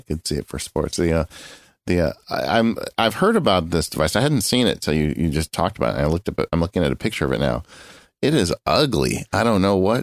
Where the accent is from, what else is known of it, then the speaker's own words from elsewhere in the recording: Southern California, United States; born and raised in Southern California